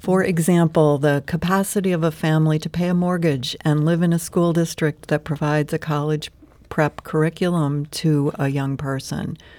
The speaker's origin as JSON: {"language": "English", "town": "St. Louis", "region": "Missouri", "country": "United States", "tie": "born or raised there", "also_born_or_lived": "California", "said": "I grew up right here in Saint Louis"}